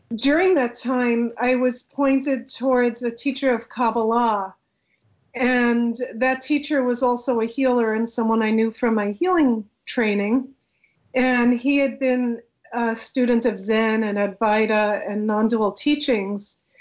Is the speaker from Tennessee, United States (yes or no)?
no; New York City, New York, United States; I was brought up in a very ordinary secular Jewish home in Queens, New York